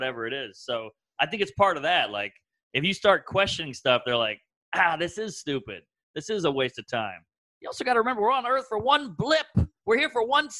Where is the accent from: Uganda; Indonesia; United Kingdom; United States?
United States; the South; I'm also from the South